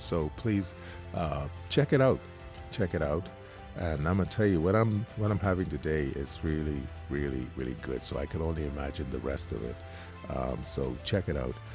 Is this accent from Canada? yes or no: no; Eight Mile Rock, Grand Bahama, Bahamas; growing up in Eight Mile Rock